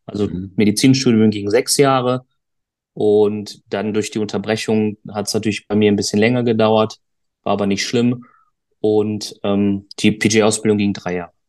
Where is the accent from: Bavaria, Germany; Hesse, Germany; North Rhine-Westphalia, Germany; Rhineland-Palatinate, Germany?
North Rhine-Westphalia, Germany; Duisburg; ich komme aus Duisburg, äh, habe meine Golfschule in Duisburg